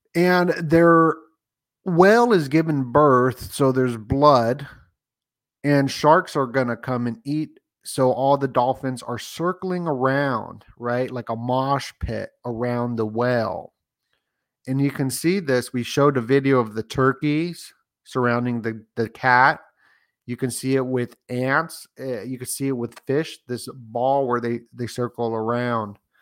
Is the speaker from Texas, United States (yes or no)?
no; Las Vegas, Nevada, United States; I grew up in Vegas